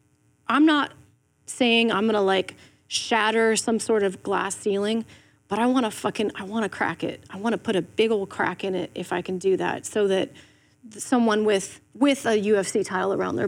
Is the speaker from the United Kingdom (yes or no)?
no; Ireland; I'm from Ireland, like, you don't know me, but I love what you're doing